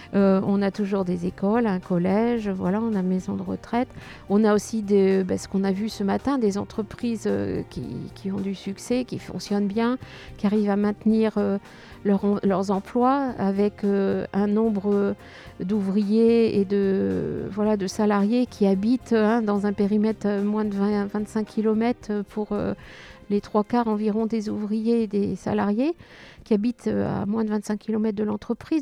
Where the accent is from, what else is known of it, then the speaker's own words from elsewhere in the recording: Touraine, Centre-Val de Loire, France; now in Tessy-Bocage, France; je suis originaire de Touraine, dans un village qui était à peu près aussi grand que Tessy